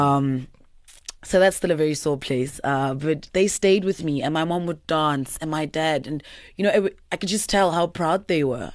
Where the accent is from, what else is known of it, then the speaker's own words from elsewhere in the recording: Pretoria, Gauteng, South Africa; also born or lived in Eersterust / Laudium; born and bred in Pretoria